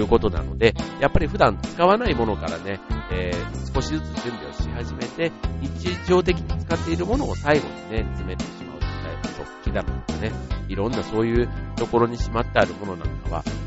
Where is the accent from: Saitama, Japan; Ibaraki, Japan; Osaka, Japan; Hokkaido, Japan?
Osaka, Japan; 僕も大阪ですけど